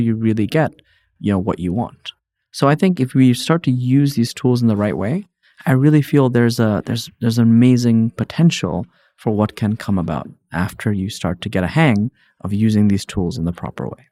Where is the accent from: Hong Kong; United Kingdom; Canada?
Hong Kong; moved away as an adult; also born or lived in New York, United States; born and raised in Hong Kong, spent a bunch of time there